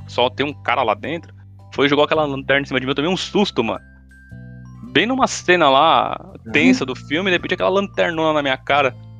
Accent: São Paulo, Brazil; eu morei minha vida inteira em Itaquera

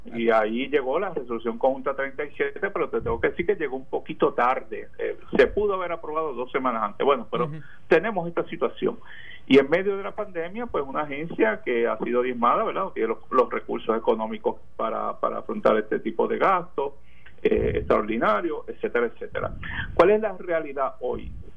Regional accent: Ceiba, Puerto Rico; mi pueblo de Ceiba

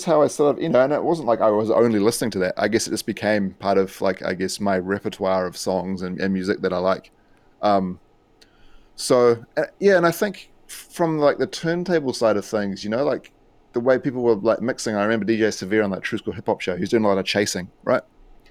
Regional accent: New Zealand; I think like growing up in New Zealand, you know, I think there's like this East Coast movement, right?

